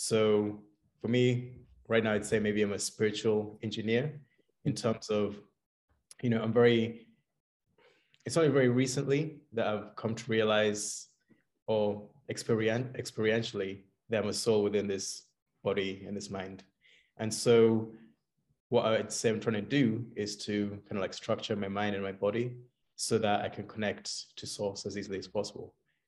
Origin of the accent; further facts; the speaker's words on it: Kenya; now in London, United Kingdom; So I'm from London right now, but originally actually hail from Kenya. So that's in East Africa.